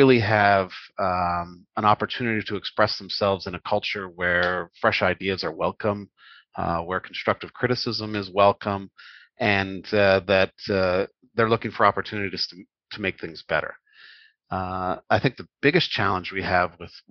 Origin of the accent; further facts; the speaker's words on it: Canada; grew up in Canada. I'm Canadian.